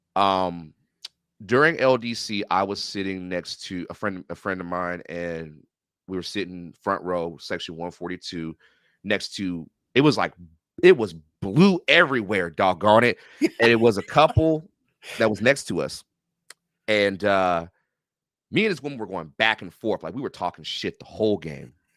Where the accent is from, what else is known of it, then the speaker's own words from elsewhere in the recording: Renton, Washington, United States; I'm from Renton, Washington